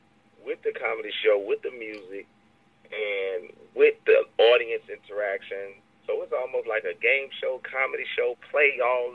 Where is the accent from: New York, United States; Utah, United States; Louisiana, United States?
Louisiana, United States; I'm from Louisiana